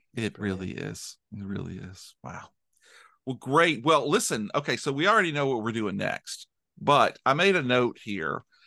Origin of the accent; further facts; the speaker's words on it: United States; an American